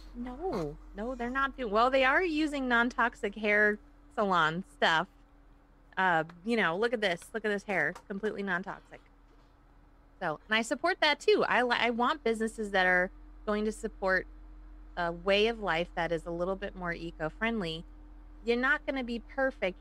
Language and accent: English; Woodstock, Illinois, United States; accent: Chicago; moved away as an adult; also born or lived in Hinsdale, Illinois; now in California, United States; my parents moved up to Woodstock, which is around uh, Crystal Lake, Algonquin, Lake in the Hills. So it's McHenry County. That's where I was pretty much raised for first 20 years of my life.